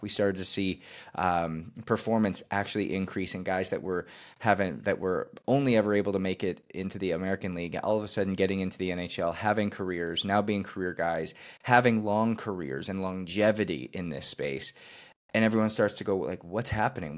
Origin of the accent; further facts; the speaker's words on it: Canada; I was playing hockey, growing up in Canada